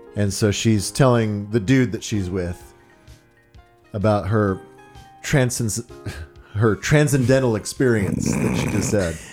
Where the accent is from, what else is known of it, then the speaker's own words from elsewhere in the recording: Dallas, Texas, United States; I'm from Dallas.